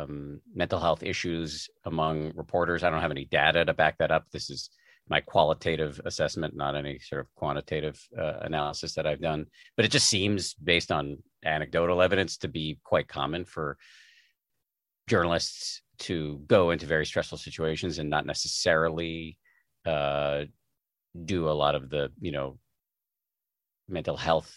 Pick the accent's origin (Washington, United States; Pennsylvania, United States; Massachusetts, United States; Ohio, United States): Massachusetts, United States; because I was raised in the People's Republic of Massachusetts.